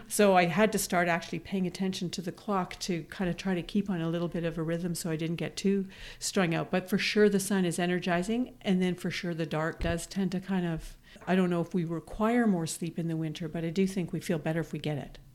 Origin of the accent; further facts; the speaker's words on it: Manitoba, Canada; moved away as an adult; now in Toronto, Canada; growing up in Manitoba, where winters are cold but very sunny